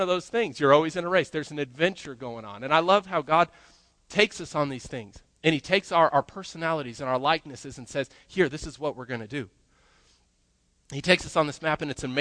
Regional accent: Colorado, United States; growing up, I grew up in Colorado, and we had mountains all over the place

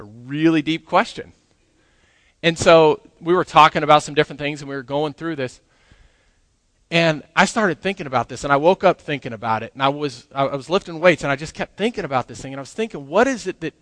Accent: Grand Junction, Colorado, United States; moved away as an adult; also born or lived in New Mexico; now in Lubbock, United States; I grew up in Grand Junction, Colorado

